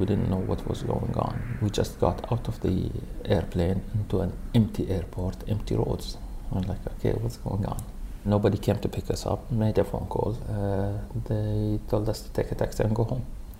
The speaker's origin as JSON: {"language": "English", "town": "Manama", "region": "Capital Governorate", "country": "Bahrain", "tie": "born or raised there", "also_born_or_lived": "United States", "moved": "yes", "said": "I'm originally from Manama. From Farig al-Fadl."}